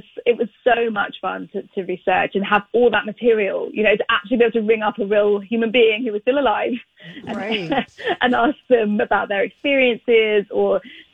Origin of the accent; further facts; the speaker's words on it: United Kingdom; I am British